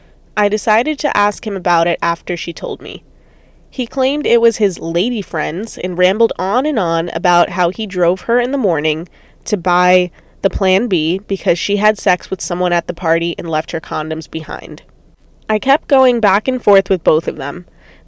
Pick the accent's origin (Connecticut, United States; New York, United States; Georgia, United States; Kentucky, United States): New York, United States; now in California, United States; So then I flew back to California, I'm originally from New York, with the hopes of killing my ex